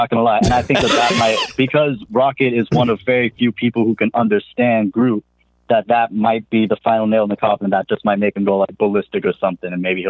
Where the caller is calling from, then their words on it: Boston, Massachusetts, United States; I'm calling from Boston.